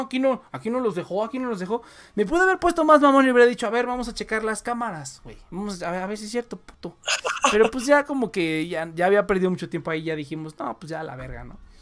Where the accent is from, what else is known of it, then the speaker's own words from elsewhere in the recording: Mexico; also born or lived in Mexico City; yo todavía soy como el, mexicano arraigado